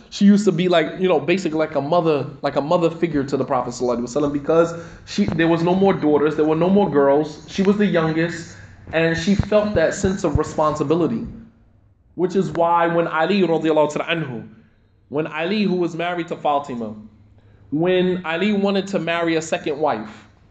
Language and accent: English; United States; us as African American Muslims, our experience is so totally different